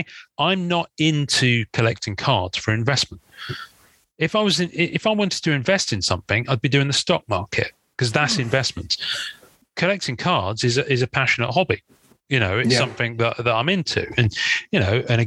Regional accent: England, United Kingdom; I'm English

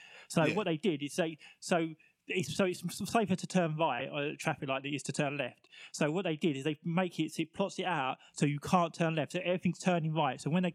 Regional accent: England, United Kingdom; I'm English, mate.

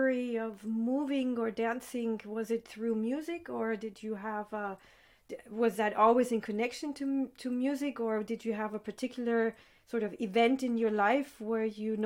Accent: Vienna, Austria; I grew up here in Vienna

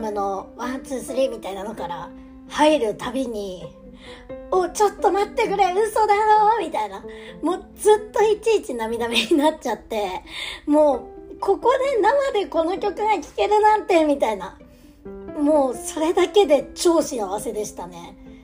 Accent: Aomori, Japan; moved away; 地元青森にいた頃はですね青森に芸能人が来るっていうのがねそもそもめっちゃ珍しかった

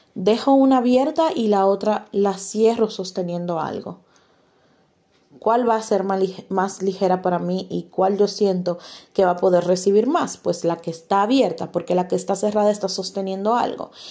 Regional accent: Dominican Republic; como decimos en mi país, República Dominicana

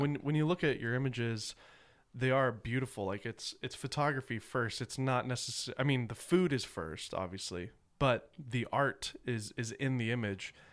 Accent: the South, United States; I grew up in the South

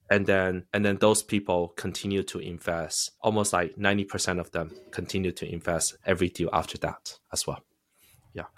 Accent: United States; also born or lived in China; I am a immigrant. I think I am luckier than most immigrants in that sense. Because I came here when I was eleven

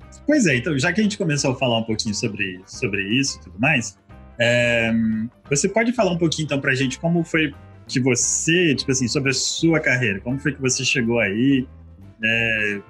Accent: Vitória, Espírito Santo, Brazil; Nós somos de Vitória, né? Do Espírito Santo

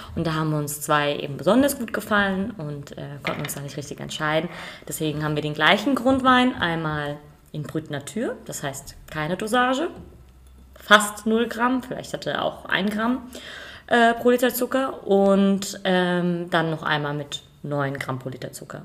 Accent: Rheingau, Hesse, Germany; bei uns im Rheingau

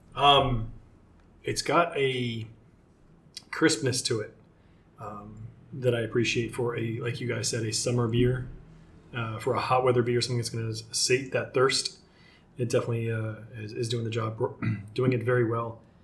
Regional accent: Seattle, Washington, United States; I'm from Seattle

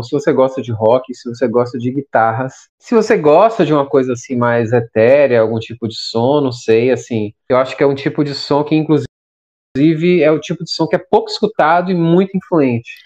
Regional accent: Salvador, Bahia, Brazil; sou daqui de Salvador

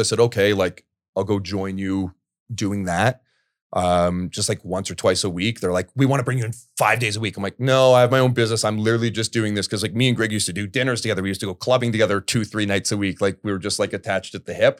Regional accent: Port Perry, Ontario, Canada; I'm from Port Perry, Ontario originally.

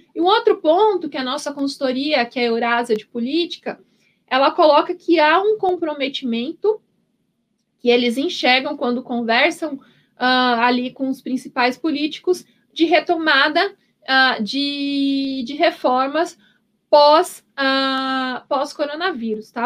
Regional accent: Paraná, Brazil; now in São Paulo, Brazil; Eu sou, eu sou paranaense

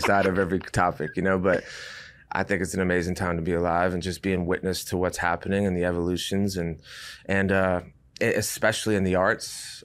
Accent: Rhode Island, United States; moved away as an adult; also born or lived in Durham, North Carolina; I was from Rhode Island

